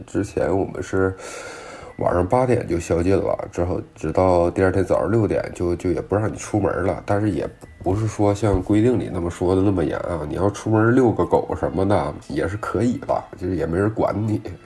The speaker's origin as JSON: {"language": "Chinese", "region": "Jilin", "country": "China", "tie": "born or raised there", "moved": "as an adult", "lives_now": "Paris, France", "said": "你像我老家是吉林"}